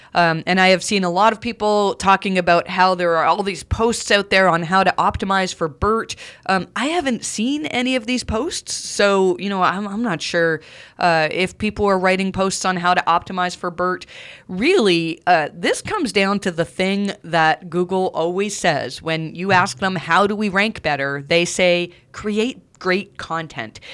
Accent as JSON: {"language": "English", "country": "Canada", "accent": "Canadian", "said": "my Canadian accent"}